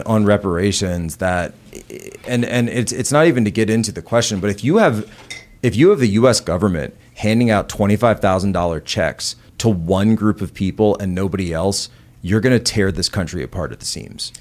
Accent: eight miles out of Philadelphia, Pennsylvania, United States; moved away; the house I was born in was something like eighty-four years old. by the time I, uh, was there, it was the house my father grew up

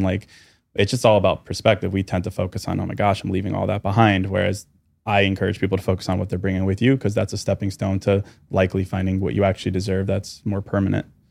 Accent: Chicago, Illinois, United States; Thirty-four, from Chicago.

